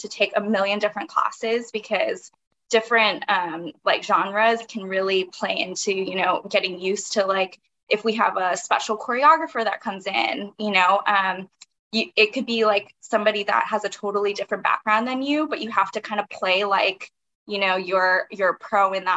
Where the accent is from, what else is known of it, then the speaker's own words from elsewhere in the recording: Honolulu, Hawaii, United States; moved away as an adult; also born or lived in Oregon; I'm originally from Honolulu, Hawaii, born and raised